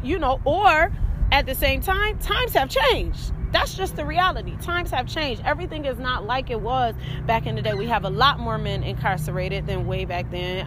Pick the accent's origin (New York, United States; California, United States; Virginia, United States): New York, United States; Rochester; up here in Rochester, New York, where I'm from